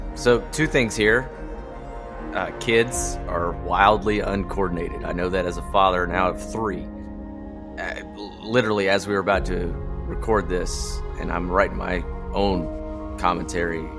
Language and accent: English; Atlanta, Georgia, United States; I grew up in Atlanta my whole life, but I spent practically every summer in western North Carolina with my grandparents up around Murphy